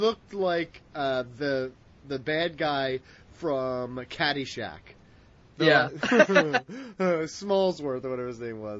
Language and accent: English; Pennsylvania, United States; moved away; I'm from Pennsylvania. I may go back one day.